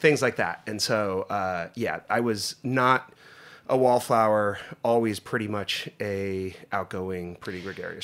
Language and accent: English; Northeast Pennsylvania, United States; moved away; I grew up in Northeast Pennsylvania